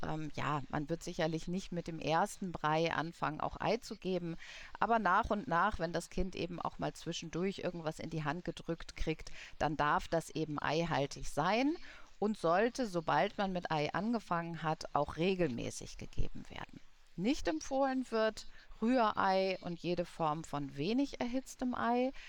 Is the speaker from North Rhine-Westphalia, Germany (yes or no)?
no; Munich, Bavaria, Germany; ich komme ja aus München